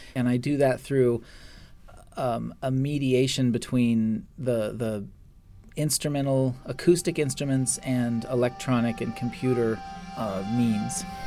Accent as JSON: {"language": "English", "region": "Alaska", "country": "United States", "tie": "born or raised there", "said": "I was born in Alaska"}